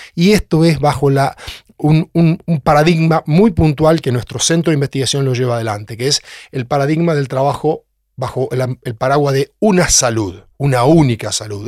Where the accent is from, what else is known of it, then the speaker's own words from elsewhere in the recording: Orense, Buenos Aires Province, Argentina; moved away as an adult; also born or lived in La Plata / Canada; now in Tandil, Argentina; yo soy oriundo de Orense, en el Partido de Tres Arroyos, me crié en el campo